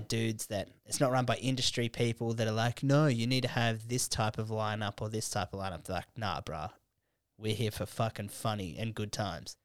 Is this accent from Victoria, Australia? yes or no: no; Canberra, Australian Capital Territory, Australia; moved away; Canberra, it's a f, like, that's my hometown